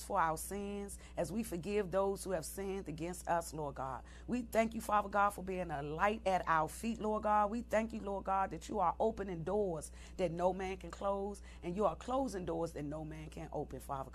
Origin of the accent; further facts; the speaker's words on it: Washington, District of Columbia, United States; I grew up in Southeast D.C.